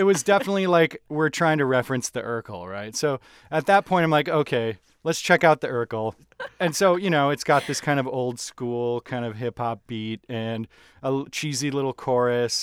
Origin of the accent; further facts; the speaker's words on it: Minnesota, United States; I'm from Minnesota